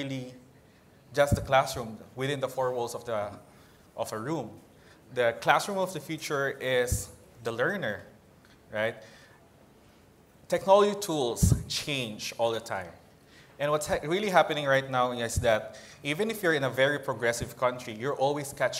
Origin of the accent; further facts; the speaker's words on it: Philippines; from the Philippines